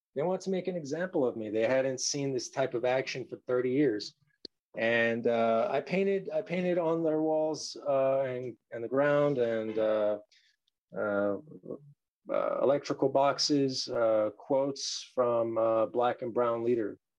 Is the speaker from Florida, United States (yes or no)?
no; Los Angeles, California, United States; I was born and raised here in the Valley.